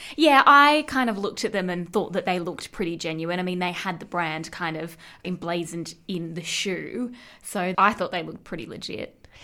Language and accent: English; Central West, New South Wales, Australia; moved away; where I grew up in the Central West